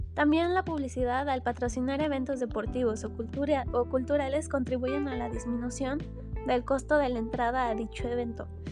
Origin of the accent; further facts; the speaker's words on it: Mexico; aquí en México para que nosotros como mexicanos viéramos